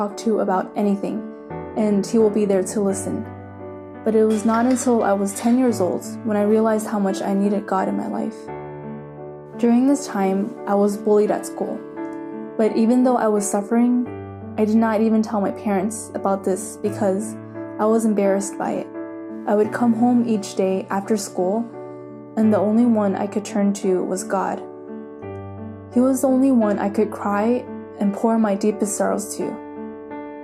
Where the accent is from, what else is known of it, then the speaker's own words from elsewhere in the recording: San Francisco, California, United States; now in Davis, United States; I was born and raised in San Francisco, but 3 years ago I moved to Davis for college